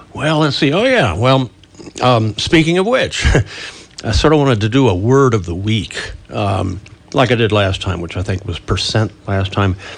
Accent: Northern Virginia, United States; moved away; my annual sojourn back to where I grew up in Northern Virginia near Washington, D.C.

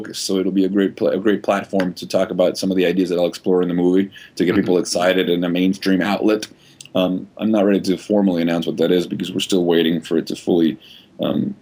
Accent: Venezuela; I grew up in Venezuela, very liberal, not very religious household

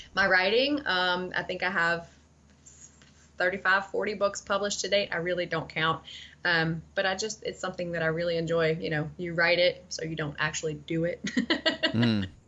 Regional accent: Tennessee, United States; I grew up in Tennessee

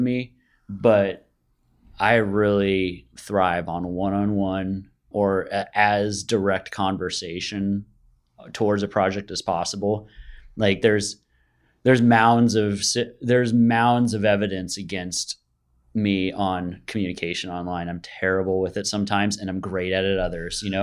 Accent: Bay Area, California, United States; I'm born and raised in the Bay Area.

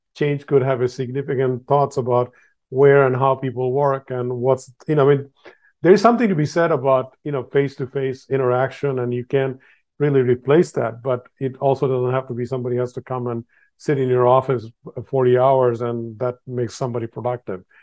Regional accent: Bangladesh; I was born in Bangladesh

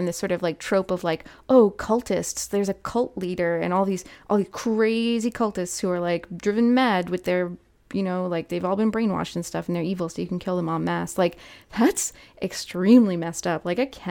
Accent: Canada; I don't live in like the southern United States, right? I'm Canadian

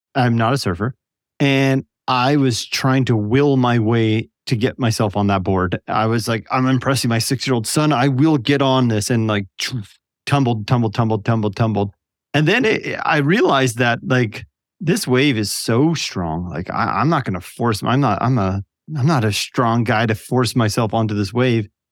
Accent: Canada; I'm from Canada

